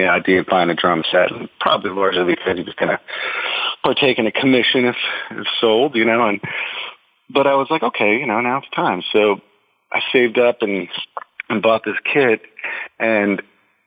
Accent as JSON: {"language": "English", "region": "New Jersey", "country": "United States", "tie": "born or raised there", "moved": "yes", "said": "I'm from New Jersey originally. I basically grew up in the armpit just across from Staten Island."}